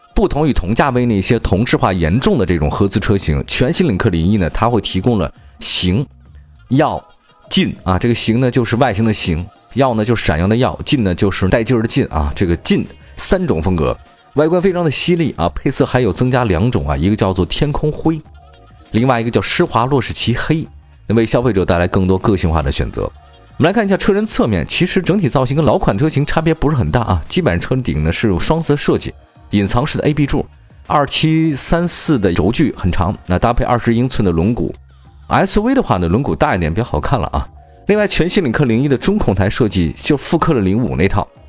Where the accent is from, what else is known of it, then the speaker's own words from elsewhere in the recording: China; 我们中国人